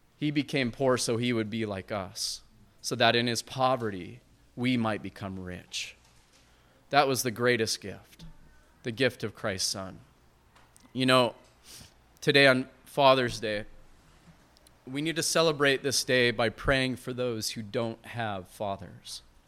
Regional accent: Montana, United States; I'm from Montana

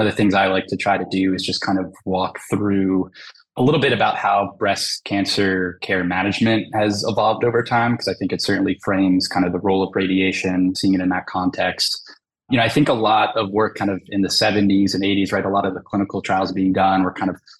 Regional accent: Southern New Jersey, United States; also born or lived in Los Angeles, California / Philadelphia, Pennsylvania; I'm kind of born and raised in Southern New Jersey

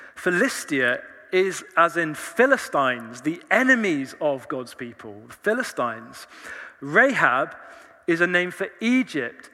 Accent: Leicester, East Midlands, United Kingdom; moved away as an adult; now in Oxford, United Kingdom; I was born in Leicester

